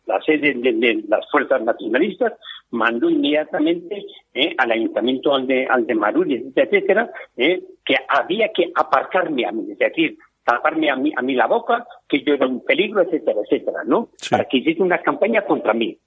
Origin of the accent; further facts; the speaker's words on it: Igorre, Basque Country, Spain; moved away as an adult; now in Madrid, Spain; en mi pueblo, un pueblo pequeño, en Yurre